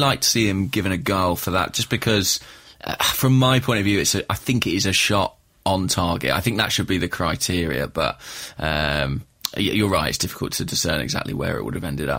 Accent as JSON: {"language": "English", "region": "England", "country": "United Kingdom", "said": "as an Englishman"}